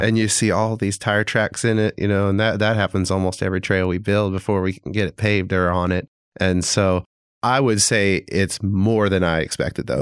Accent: Springfield, Missouri, United States; moved away as an adult; also born or lived in Tulsa, Oklahoma; now in Fayetteville, United States; I grew up in Springfield, Missouri

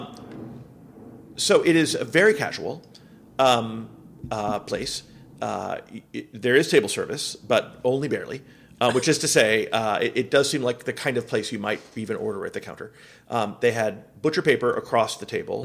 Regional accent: Miami, Florida, United States; moved away; also born or lived in Seattle; I grew up in Miami and then lived in Seattle

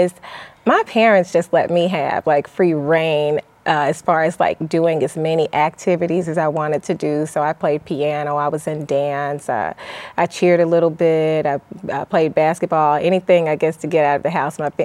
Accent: Mississippi Delta, Southeast Arkansas, United States; also born or lived in Tacoma, Washington; I grew up in Tacoma, Washington, Fort Lewis, partially because my father was military. And then we relocated to Arkansas, Southeast Arkansas

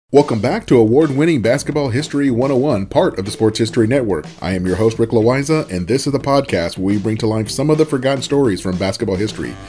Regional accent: Southern California, United States; accent: West Coast non accent; I have what is known in the world of voice and diction as a West Coast non accent, which makes perfect sense because I was born and raised in Southern California.

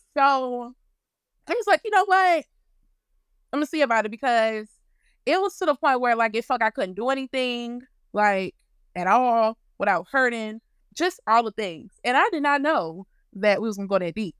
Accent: Louisiana, United States; I'm from Louisiana

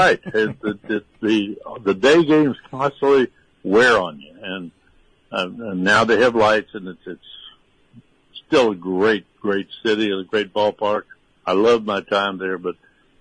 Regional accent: Missouri, United States; now in Tarpon Springs, United States; I grew up in Missouri.

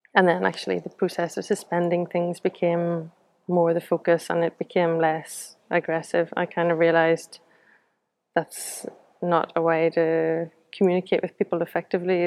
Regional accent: Belfast, Northern Ireland, United Kingdom; now in Newcastle upon Tyne, United Kingdom; I'm from from Belfast originally, but I live in Newcastle upon Tyne now, Gateshead.

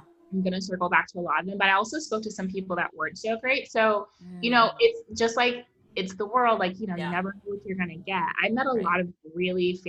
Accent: Chicago, Illinois, United States; moved away as an adult; also born or lived in New York; now in Los Angeles, United States; I'm from Chicago

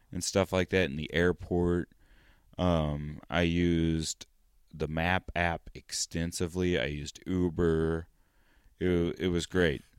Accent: United States; Estados Unidos

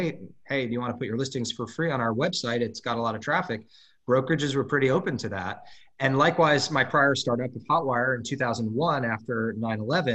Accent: Los Angeles, California, United States; This is my hometown.

